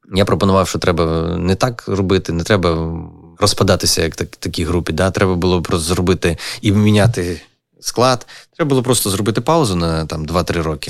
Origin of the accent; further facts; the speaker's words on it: Lviv, Lviv Oblast, Ukraine; moved away as an adult; also born or lived in Kyiv; мій рідний Львів